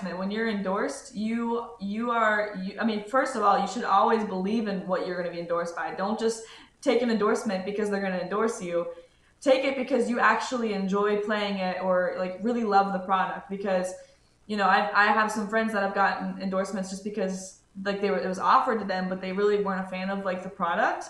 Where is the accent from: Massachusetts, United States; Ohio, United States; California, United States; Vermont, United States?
Ohio, United States; Cincinnati; moved away as an adult; now in Middletown, United States; I'm originally from Cincinnati, Ohio, uh, but just moved to Middletown, Ohio, so it's like an hour north of Cincy.